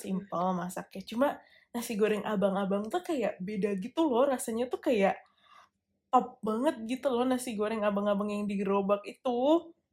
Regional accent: Bekasi, West Java, Indonesia; moved away as an adult; now in Melbourne, Australia; gue anak Bekasi

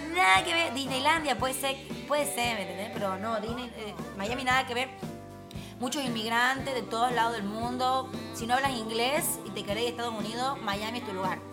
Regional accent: Tucumán, Argentina; accent: tucumano; Tucumano, mi super mother language y la verdad que el tucumano es como mi super power también.

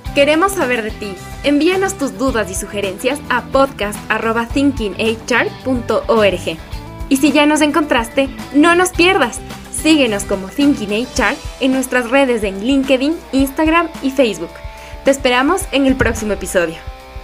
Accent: Ecuador; somos ecuatorianos

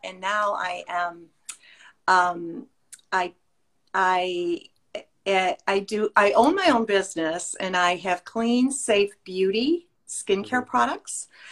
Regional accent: Illinois, United States; I am from Illinois

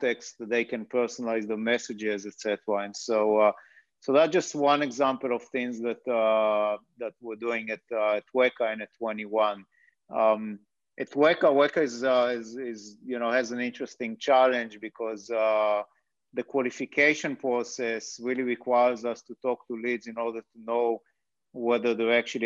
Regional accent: Israel; moved away as an adult; now in United States; As you might have guessed based on the accent, I'm originally from Israel.

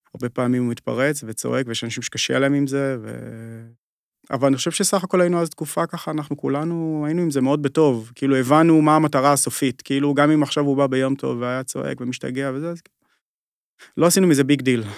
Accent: Kiryat Tiv'on, Northern District, Israel; also born or lived in Yokneam; אני ככה במקור מה, מהצפון, גדלתי בגיר הטבעון ואחרי זה עברנו ליוקנעם

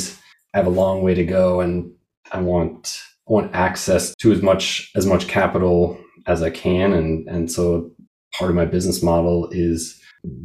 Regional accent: Seattle, Washington, United States; I grew up in Seattle

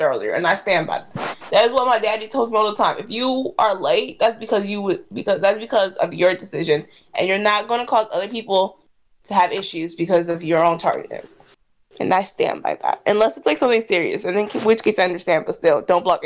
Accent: Jacksonville, Florida, United States; now in Gainesville, United States; I'm from Jacksonville

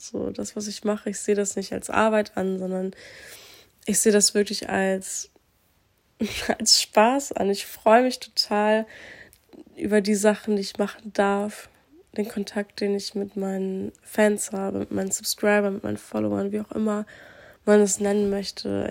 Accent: Aurich, Lower Saxony, Germany; also born or lived in Croatia (family); hier aus Aurich kenne, wo ich aufgewachsen bin

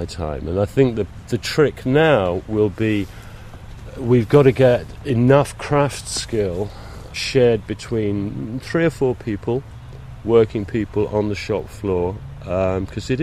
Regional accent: London, United Kingdom; moved away as an adult; now in Speyside, United Kingdom; I come from London

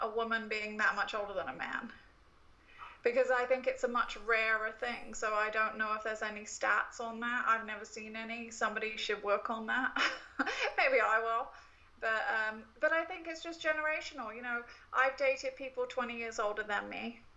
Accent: United Kingdom; now in United States; I, as a Brit

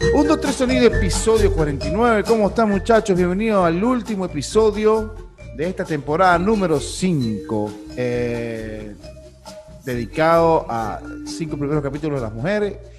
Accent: San Antonio de los Altos, Miranda, Venezuela; moved away as an adult; now in Miami, United States; yo soy de Antonio los Altos, que eso es puro, puro montaña y viento

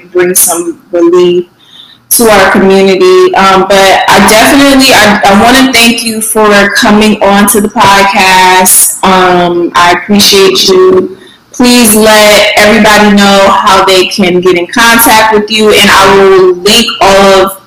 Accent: New Haven, Connecticut, United States; moved away; back home, you know, in Connecticut, like um, I'm from New Haven

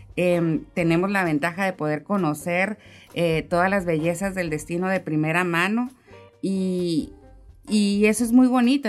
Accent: Mexico; uno como mexicano

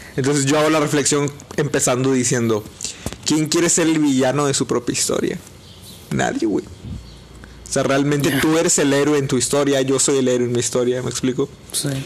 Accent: Mexico

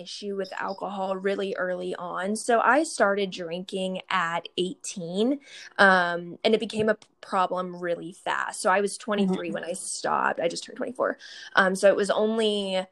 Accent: Kansas, United States; now in Dallas, United States; I am originally from Kansas, but I live in Dallas, Texas right now

